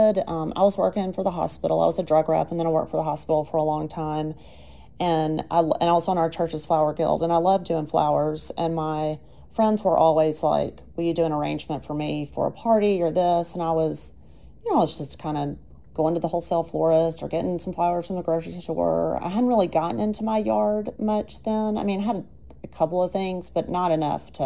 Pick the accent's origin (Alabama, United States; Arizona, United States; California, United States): Alabama, United States; Anniston; grew up in Anniston